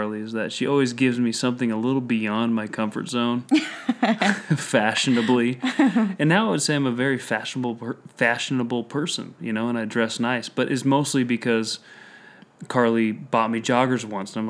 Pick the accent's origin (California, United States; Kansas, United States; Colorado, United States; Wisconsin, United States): Colorado, United States; moved away; I'm from Colorado